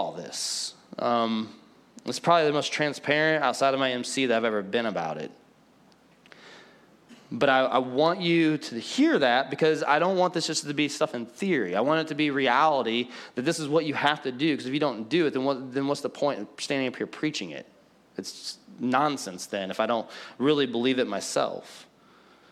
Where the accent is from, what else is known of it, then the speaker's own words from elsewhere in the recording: Collinsville, United States; also born or lived in Benton, Illinois; he called me back to my hometown to plant